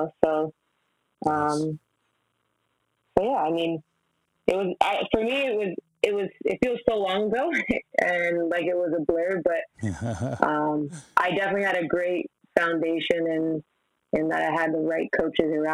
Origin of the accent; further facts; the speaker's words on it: Mississauga, Ontario, Canada; Mississauga is like, it's a stone's throw away from Toronto. So I think I grew up in a very, I'll say, great environment